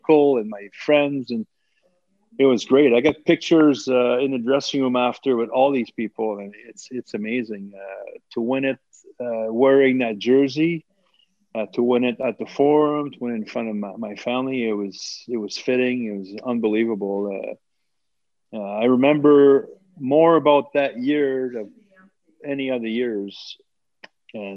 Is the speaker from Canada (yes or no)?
yes; Montreal, Quebec, Canada; I was a kid from Montreal.